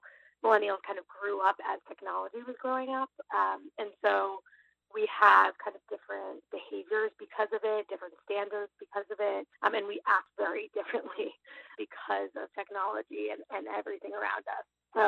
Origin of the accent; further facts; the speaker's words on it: Boston, Massachusetts, United States; I grew up in Boston, but spent many years kind of around the globe, like many millennials. And I'm back here now in Boston